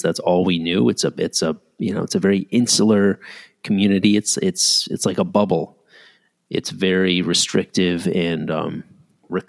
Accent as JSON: {"language": "English", "town": "Ridgefield", "region": "Connecticut", "country": "United States", "tie": "born or raised there", "said": "my parents were living in my hometown, Ridgefield, Connecticut"}